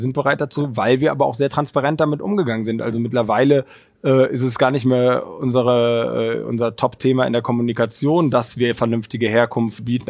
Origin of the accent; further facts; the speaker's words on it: Cologne, North Rhine-Westphalia, Germany; ich bin selber gebürtiger Kölner